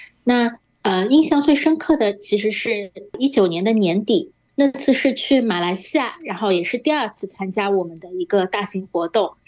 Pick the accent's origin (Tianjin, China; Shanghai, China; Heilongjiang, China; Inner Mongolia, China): Shanghai, China